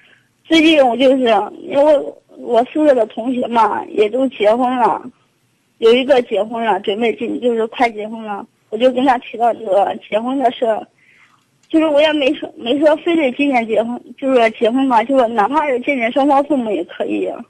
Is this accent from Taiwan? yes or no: no; Luoyang, Henan, China; now in Zhengzhou, China; 我家是洛阳的。